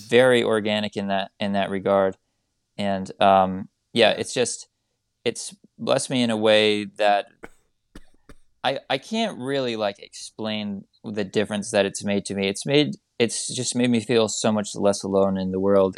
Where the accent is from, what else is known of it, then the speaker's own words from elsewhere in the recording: United States; as an American